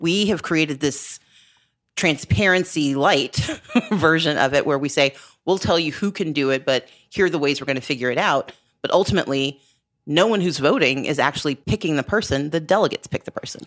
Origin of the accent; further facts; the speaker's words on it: Southern Mississippi, United States; now in Georgia, United States; I grew up in Southern Mississippi